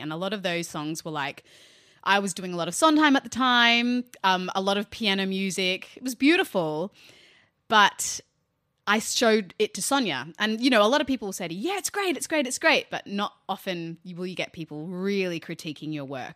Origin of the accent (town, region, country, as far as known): Australia